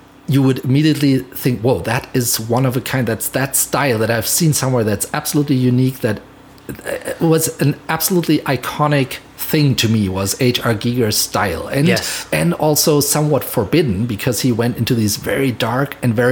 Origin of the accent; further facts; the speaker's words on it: Mainz, Rhineland-Palatinate, Germany; moved away as an adult; now in Los Angeles, United States; And so I lived in Mainz still, in my hometown in Germany.